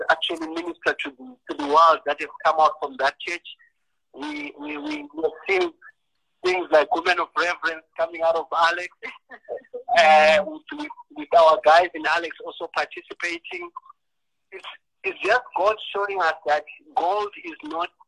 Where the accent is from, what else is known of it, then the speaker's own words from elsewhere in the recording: Eswatini; moved away; I'm actually Swati. I'm not I'm not Zimbabwean.